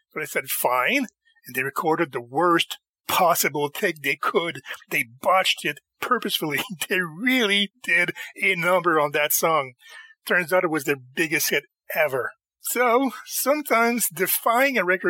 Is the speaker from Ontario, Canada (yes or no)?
no; Montreal, Quebec, Canada; in my hometown, in Montreal